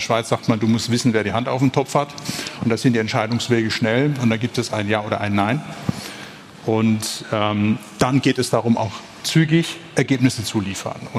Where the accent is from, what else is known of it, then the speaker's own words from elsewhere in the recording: Germany; born there; weil als gebürtiger Deutscher ist das Hometurf. Köln nicht als Kurpfälzer.